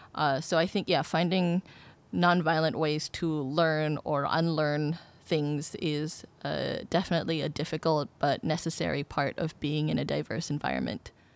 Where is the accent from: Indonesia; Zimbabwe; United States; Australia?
Indonesia; now in Singapore; I've lived in Singapore for twelve years and I consider it my home, uh, although I am originally from Indonesia.